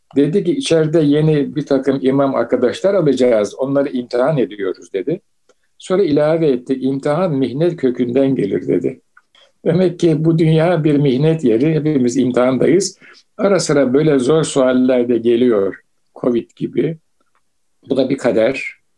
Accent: Istanbul, Turkey; ben İstanbul'da doğdum büyüdüm

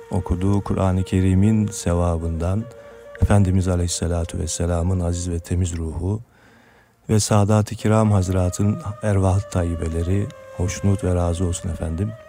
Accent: Sakarya, Turkey

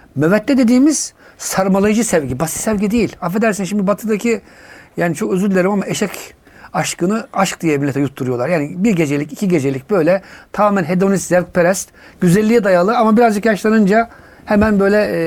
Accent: Tavşanlı, Kütahya, Turkey; moved away as an adult; also born or lived in England; now in Istanbul, Turkey; 1968 Kütahya Tavşanlı doğumluyum

